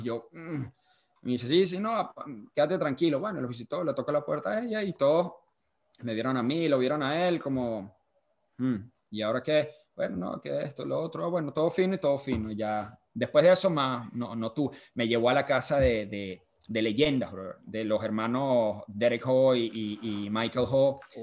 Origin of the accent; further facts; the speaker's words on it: Venezuela; yo salí de Venezuela